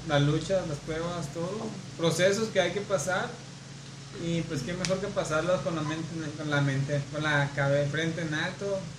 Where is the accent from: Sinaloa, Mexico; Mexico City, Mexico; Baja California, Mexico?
Sinaloa, Mexico; Culiacán; Para, exacto, siendo claros, para aclarando, los que somos de aquí de Culiacán, no la capilla de Malverde.